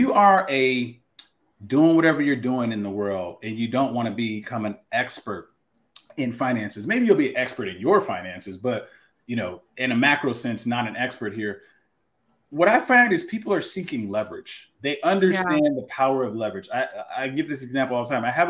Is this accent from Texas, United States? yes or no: yes; Texas, United States; That's my home state